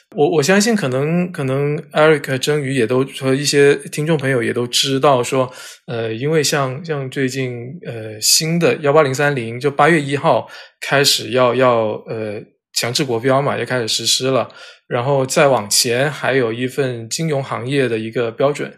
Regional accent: Guangdong, China; now in Beijing, China; 我自己作为广东人

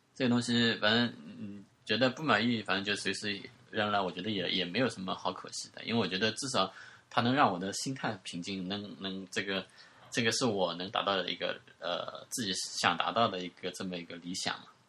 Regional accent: China; accent: Wu; 我们方言的，就是那个， 那个吴语当中方言

